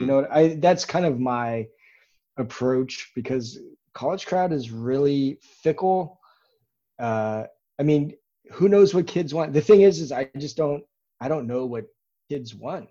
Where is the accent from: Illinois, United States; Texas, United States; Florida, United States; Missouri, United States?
Texas, United States; Dallas; now in Austin, United States; we grew up in Dallas. My wife and I both did